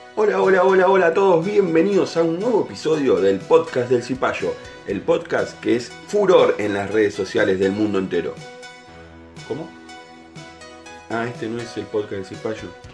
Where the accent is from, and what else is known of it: Argentina